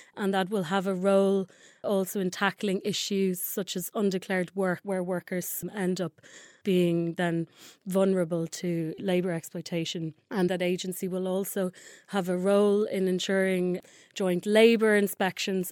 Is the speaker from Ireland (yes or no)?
yes; Dublin, Leinster, Ireland; I'm Irish, um, grew up in a, in a small town, uh, by the sea in Dublin